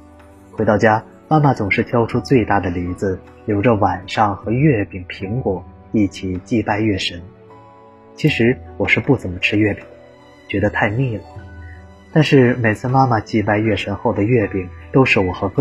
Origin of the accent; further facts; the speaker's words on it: Shandong, China; moved away as an adult; now in southern China; 我老家在山东，中秋节也正好是苹果成熟的时候。